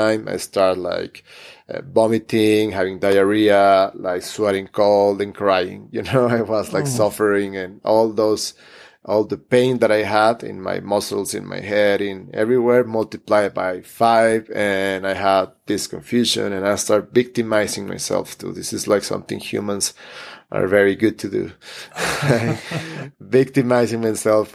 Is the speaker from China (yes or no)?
no; Hermosillo, Sonora, Mexico; also born or lived in Mexico City; within my city, my Hermosillo, my hometown